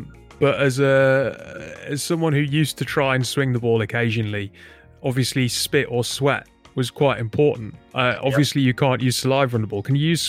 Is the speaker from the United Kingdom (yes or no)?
yes; northern Britain, the north of England, United Kingdom; As a northern white British bloke